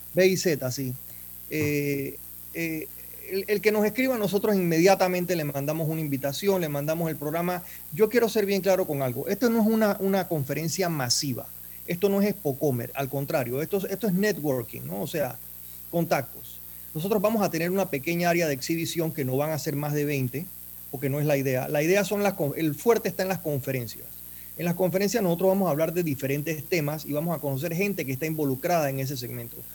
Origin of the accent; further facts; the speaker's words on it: Panama; moved away as an adult; now in United States; yo soy empresario. Yo soy, eh, en Panamá tuve hoteles